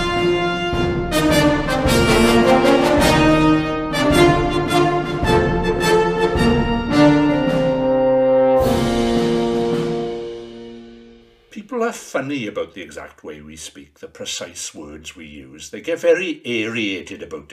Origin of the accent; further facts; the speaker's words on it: the Rhondda, Wales, United Kingdom; When I was growing up in the Rhondda